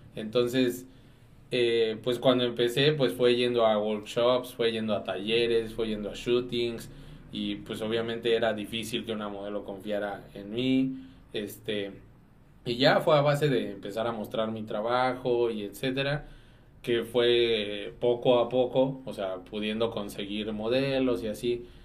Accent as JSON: {"language": "Spanish", "town": "Dolores Hidalgo", "region": "Guanajuato", "country": "Mexico", "said": "soy de Dolores"}